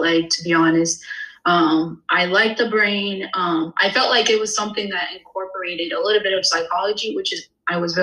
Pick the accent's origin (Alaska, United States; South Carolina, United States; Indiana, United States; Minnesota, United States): Indiana, United States; Indianapolis; also born or lived in Bloomington, Indiana / Philadelphia, Pennsylvania; I am originally from Indianapolis, Indiana.